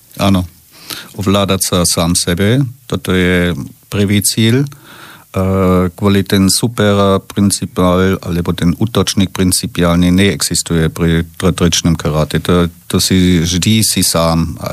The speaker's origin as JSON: {"language": "Slovak", "region": "Bavaria", "country": "Germany", "second_language": "Slovak", "moved": "as an adult", "lives_now": "Slovakia", "said": "u nás v Baborsku"}